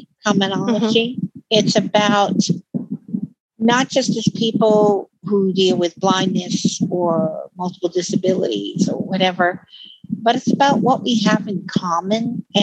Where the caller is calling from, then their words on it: Utah, United States; And I'm actually calling from Utah.